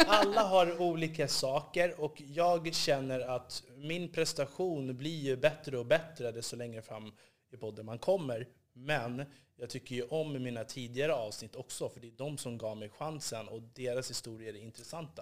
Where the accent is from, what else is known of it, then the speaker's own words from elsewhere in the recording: Upplands Väsby, Stockholm County, Sweden; jag är uppvuxen i Upplands Väsby